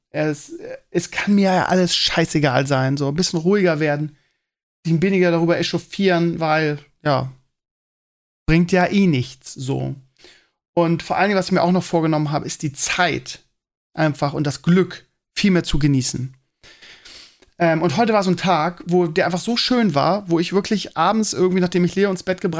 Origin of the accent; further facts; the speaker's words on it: Bremen, Germany; also ich kannte die als Bremer vorher nicht.